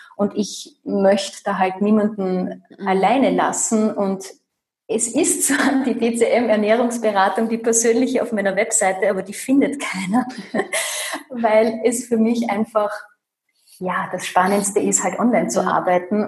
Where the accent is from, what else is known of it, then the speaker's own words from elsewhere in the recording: Austria; bei uns in Österreich